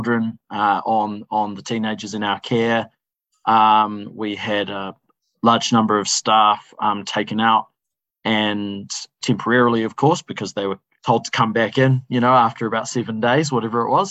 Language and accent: English; Wellington, New Zealand; I'm not born and raised in The Hut, but born and raised in Wellington